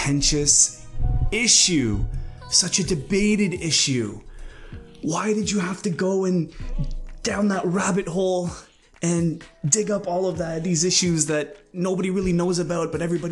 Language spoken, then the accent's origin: English; Canada; as a Canadian